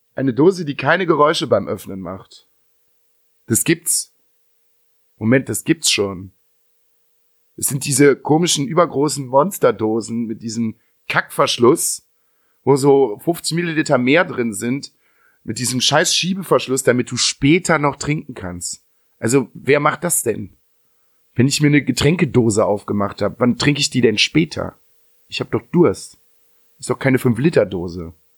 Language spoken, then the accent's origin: German; Dülken, North Rhine-Westphalia, Germany; bei uns in Dülken